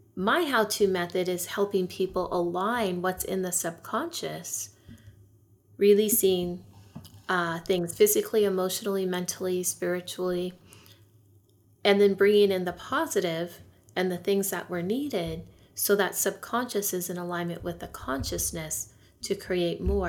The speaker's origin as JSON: {"language": "English", "region": "California", "country": "United States", "tie": "born or raised there", "said": "I lived near the poverty line where I grew up in California"}